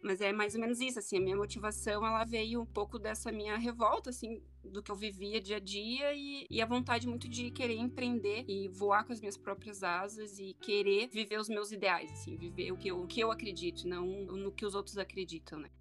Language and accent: Portuguese; Porto Alegre, Rio Grande do Sul, Brazil; also born or lived in Nova Petrópolis; eu sou de Porto Alegre e eu moro uh, entre, entre duas cidades, Porto Alegre e Nova Petrópolis